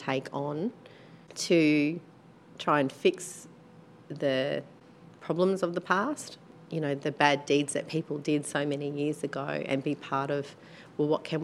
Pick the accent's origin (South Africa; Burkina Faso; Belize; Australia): Australia; Brisbane, Queensland; I'm Bidjara. So my traditional country is in southwest Queensland, but I grew up in Brisbane